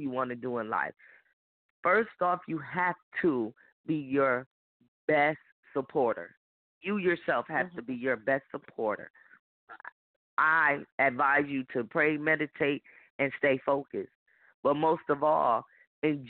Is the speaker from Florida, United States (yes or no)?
no; Rochester, New York, United States; I'm from Rochester, New York